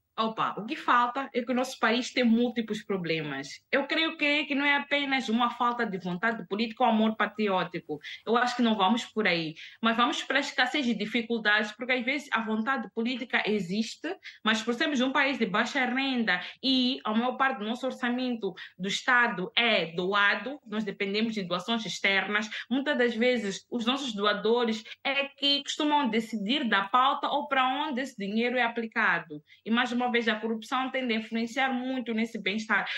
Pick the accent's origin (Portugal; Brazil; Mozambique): Mozambique; A nossa língua oficial em Moçambique é, a, é, é, é o português